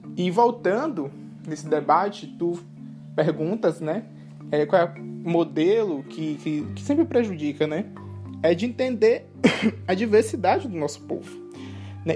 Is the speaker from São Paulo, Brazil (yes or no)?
no; Grajaú, Maranhão, Brazil; now in Belém, Brazil; sou indígena, sou maranhense, aqui da cidade de Grajaú, Maranhão é, mas atualmente moro em Belém do Pará